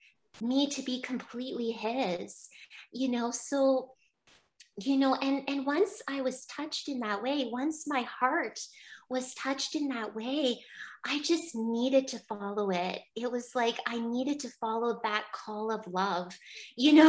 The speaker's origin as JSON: {"language": "English", "town": "Barry's Bay", "region": "Ontario", "country": "Canada", "tie": "born or raised there", "said": "I went to Our Lady Seat of Wisdom College in my hometown, in Barry's Bay."}